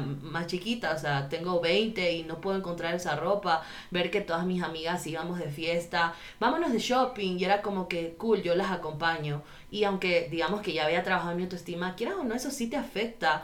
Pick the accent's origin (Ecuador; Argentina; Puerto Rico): Ecuador; Guayaquil, Guayas; soy de Guayaquil